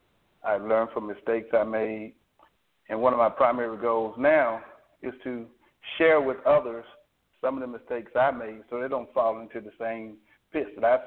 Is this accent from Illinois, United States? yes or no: no; Alabama, United States